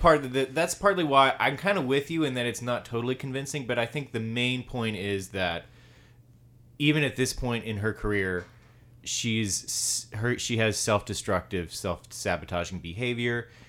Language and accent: English; the South, United States; accent: Southern; most people who have, are from the South sound like us